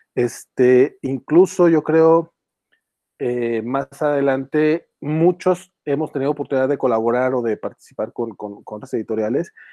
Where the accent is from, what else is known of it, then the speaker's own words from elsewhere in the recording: Durango, Mexico; yo, este, somos, somos de acá de Durango